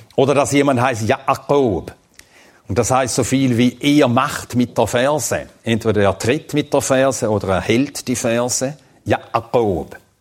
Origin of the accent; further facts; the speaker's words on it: Switzerland; als Schweizer